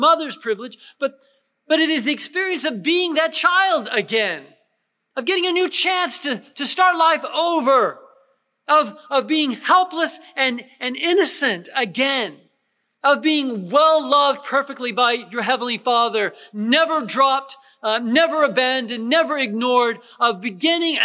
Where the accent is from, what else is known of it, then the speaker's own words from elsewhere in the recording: United States; I'm an American, I'm a Christian.